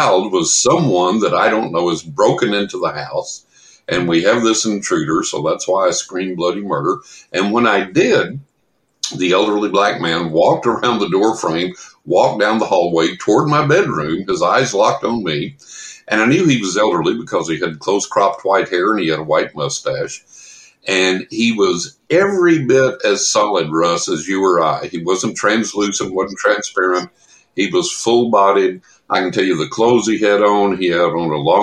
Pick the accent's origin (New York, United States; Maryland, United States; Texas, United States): Texas, United States; San Angelo; also born or lived in Carlsbad, New Mexico; I grew up in West Texas in San Angelo